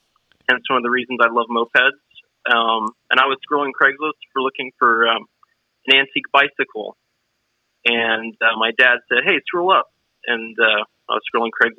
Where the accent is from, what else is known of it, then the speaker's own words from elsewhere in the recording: Melbourne, Florida, United States; I'm from Melbourne, Florida, about an hour east of Orlando in the central part of the state on the East Coast